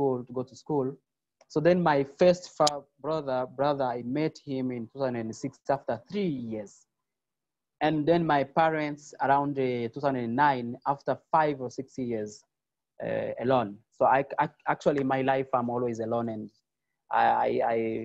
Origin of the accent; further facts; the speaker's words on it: Virunga, North Kivu, DR Congo; English is a second language; moved away; I'm from Virunga. I came here as a refugee